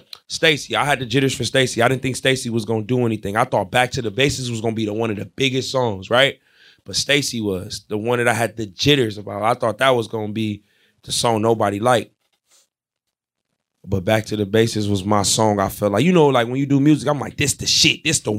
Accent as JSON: {"language": "English", "region": "Ohio", "country": "United States", "said": "I'm from Ohio."}